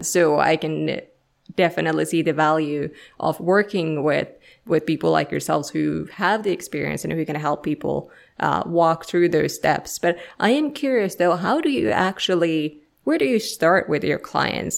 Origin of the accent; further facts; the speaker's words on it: Finland; English is a second language; moved away; I'm originally from Finland, so uh, you know nobody speaks my language, so I kind of have to speak everybody else's language